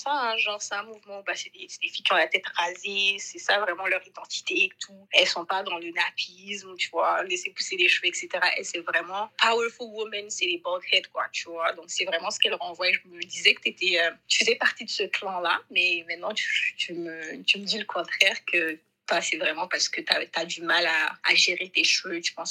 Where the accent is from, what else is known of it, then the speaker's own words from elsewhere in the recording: Mali; moved away as an adult; now in Canada; je suis 100% malienne. Je suis née, j'ai grandi au Mali. J'ai après mon bac, je suis venue au Canada pour étudier